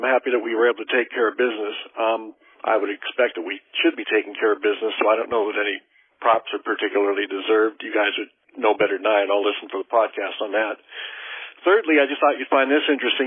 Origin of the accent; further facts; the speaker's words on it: Southern California, United States; now in Boise, United States; I grew up in Southern California